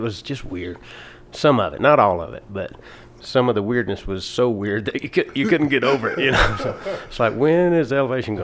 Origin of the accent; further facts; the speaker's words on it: Atlanta, Georgia, United States; now in Denver, United States; I grew up in Atlanta, Georgia